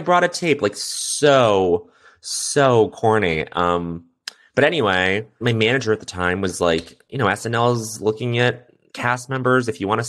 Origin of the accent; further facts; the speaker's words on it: Quebec, Canada; yeah, I grew up in Quebec and I speak French.